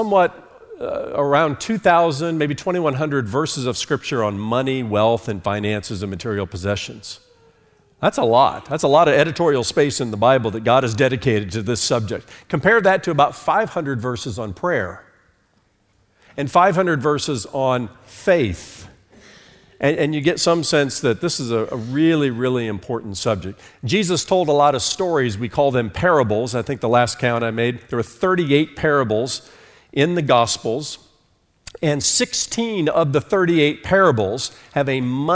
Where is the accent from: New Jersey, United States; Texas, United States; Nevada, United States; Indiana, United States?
Indiana, United States; Fort Wayne; born or raised there; moved away as an adult; also born or lived in New York City / Charlotte, North Carolina